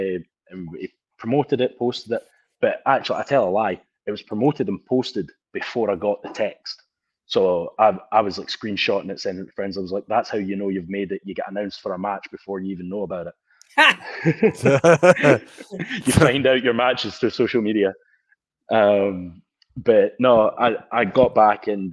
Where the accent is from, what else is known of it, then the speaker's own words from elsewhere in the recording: Scotland, United Kingdom; now in United States; us in Scotland, we deep fry pizzas